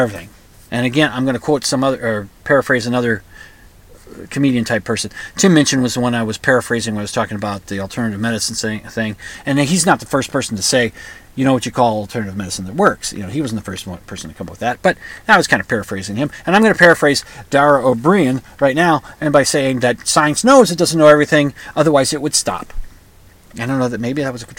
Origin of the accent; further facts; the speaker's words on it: United States; I'm an American